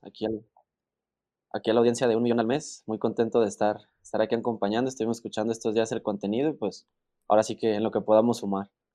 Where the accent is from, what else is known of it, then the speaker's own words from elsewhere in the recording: La Piedad, Michoacán, Mexico; de donde soy yo, de La Piedad Michoacán